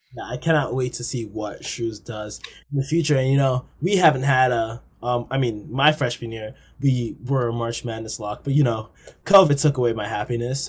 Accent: Long Island, New York, United States

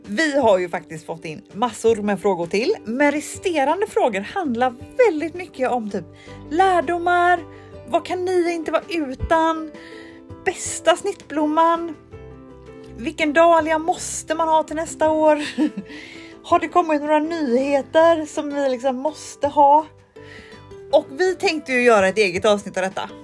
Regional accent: Mölnlycke, Västra Götaland, Sweden; Mölnlycke där jag är ifrån

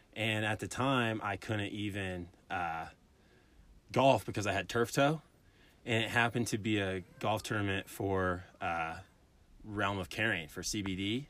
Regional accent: Illinois, United States; moved away as an adult; also born or lived in Alabama; now in Colorado, United States; I'm from Illinois, literally middle of nowhere. Grew up on a corn farm

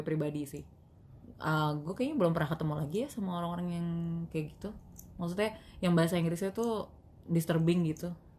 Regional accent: Betawi, Jakarta, Indonesia; accent: Betawi; masih Betawi juga

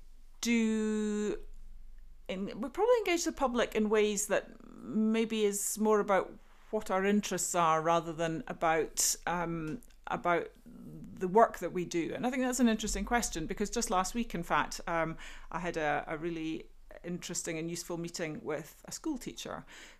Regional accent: Tobermory, Scotland, United Kingdom; now in Aberdeen, United Kingdom; I grew up in a small fishing community on the west coast of Scotland. I grew up in Tobermory on the Isle of Mull, known to many young people as Ballamory, full of coloured houses

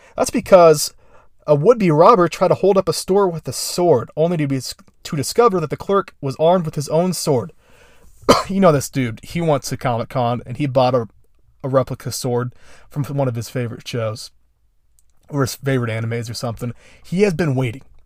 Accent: Indiana, United States; my home state

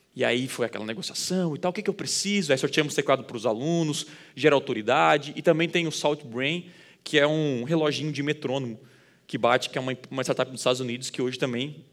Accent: Criciúma, Santa Catarina, Brazil; Eu sou de Criciúma, do interior

